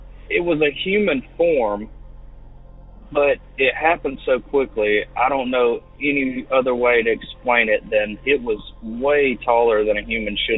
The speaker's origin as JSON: {"language": "English", "region": "Alabama", "country": "United States", "said": "I'm from Alabama."}